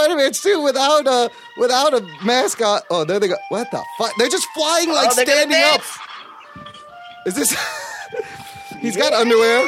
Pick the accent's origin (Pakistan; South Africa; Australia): Pakistan; I'm Pakistani.